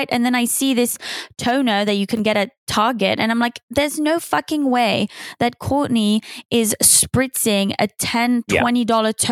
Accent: Switzerland; also born or lived in United Kingdom / Paris, France; now in United States; the accent is actually, I grew up in Switzerland, English family. I lived in the UK, but I lived in Switzerland, but I lived in Paris, but then I lived in the US for the last three years.

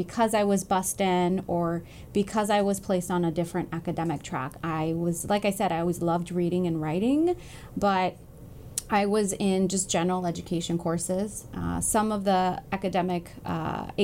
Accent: Los Angeles, California, United States; I was born and raised in Koreatown

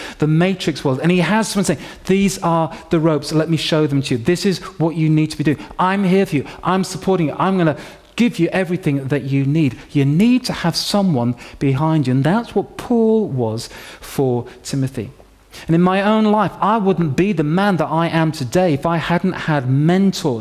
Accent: York, Yorkshire and the Humber, United Kingdom; When I was 16 years old, growing up in York, in Yorkshire

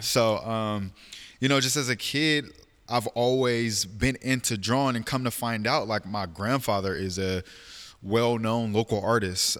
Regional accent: Portland, Oregon, United States; born and raised in Portland, October third, nineteen ninety-two.

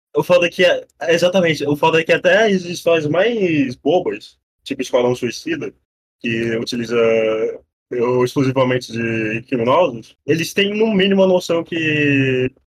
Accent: Brazil; eu sou da Amazônia

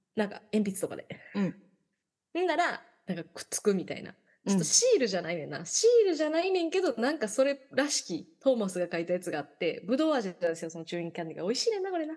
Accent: Yao, Osaka, Japan; 私地元大阪府の八尾市っていう市

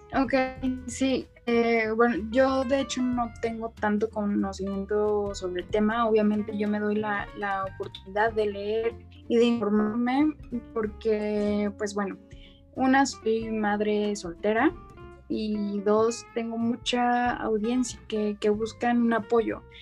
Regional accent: Mexico City, Mexico; soy de México, específicamente de la Ciudad de México

